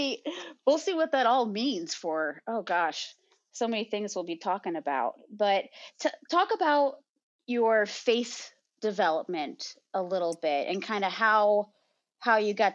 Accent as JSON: {"language": "English", "town": "Lebanon", "region": "Illinois", "country": "United States", "tie": "born or raised there", "lives_now": "Nashville, Illinois, United States", "said": "I grew up also in southern Illinois, but in a different town closer to the St. Louis area. So it's called Lebanon."}